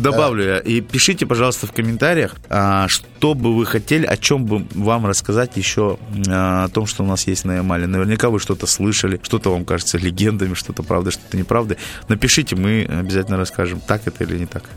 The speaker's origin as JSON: {"language": "Russian", "region": "Kalmykia", "country": "Russia", "moved": "as an adult", "lives_now": "Salekhard, Russia", "said": "я из Калмыкии, где зафиксирована официально самая жаркая точка"}